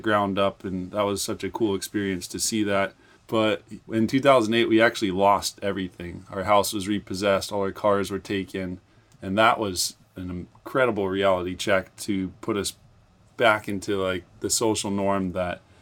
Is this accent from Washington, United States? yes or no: yes; Hansville, Washington, United States; also born or lived in Kingston, Washington; we actually grew up more so in Hansville, Washington, next to a small beach called Point No Point.